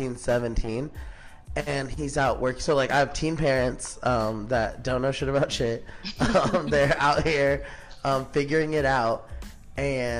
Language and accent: English; Palm Springs, California, United States; I'm from Palm Springs, California. Born and raised out here.